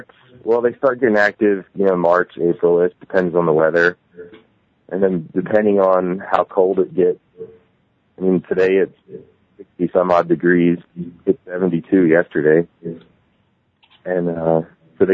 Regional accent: Woodbury Heights, New Jersey, United States; moved away as an adult; now in Hooper, United States; I grew up in New Jersey. I now live in Utah.

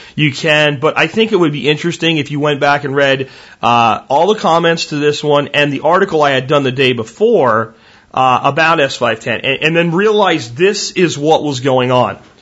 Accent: Texas, United States; I am from Texas

